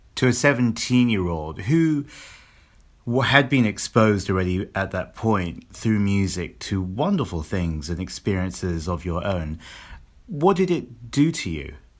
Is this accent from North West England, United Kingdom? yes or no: no; London, United Kingdom; where I grew up in London